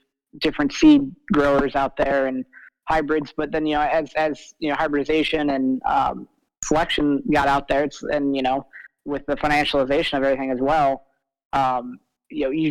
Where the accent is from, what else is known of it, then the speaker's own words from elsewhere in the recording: Iowa, United States; I grew up in Iowa